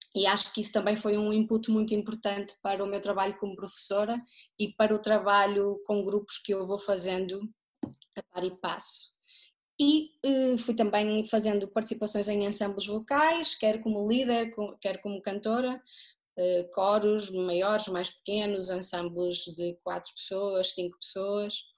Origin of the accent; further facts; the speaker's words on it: Porto, Norte, Portugal; moved away as an adult; also born or lived in Terceira, Azores; now in Pico, Portugal; sou natural do Porto, mas vivo nos Açores desde 2014.